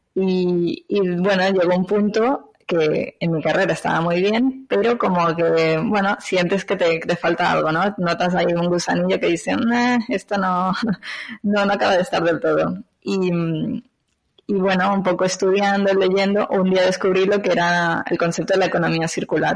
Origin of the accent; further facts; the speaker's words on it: Venezuela; moved away as an adult; now in Barcelona, Spain; soy de Venezuela, eh, pero actualmente vivo en Barcelona hace unos 15 años, o sea que ya llevo mitad de mi vida aquí, mitad de mi vida allá